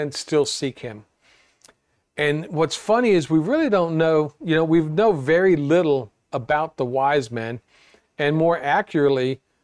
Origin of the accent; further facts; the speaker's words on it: South Florida, United States; growing up in South Florida was always the Christmas pageant that they had at the First Baptist Church of Fort Lauderdale